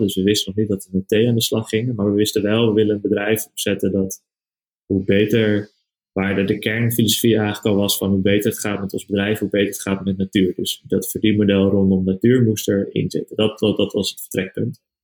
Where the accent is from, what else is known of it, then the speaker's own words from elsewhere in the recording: Haarlem, North Holland, Netherlands; also born or lived in Amsterdam; geboren in Haarlem en nu eh, zijn we bezig vanuit Amsterdam